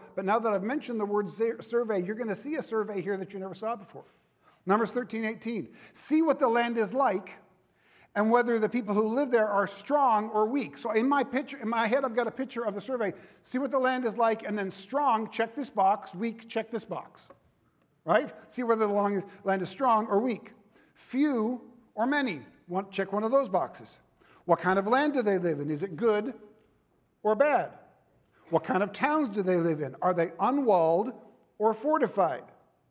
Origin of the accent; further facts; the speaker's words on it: Central Valley of California, United States; now in Southern California, United States; I was raised in the Central Valley of California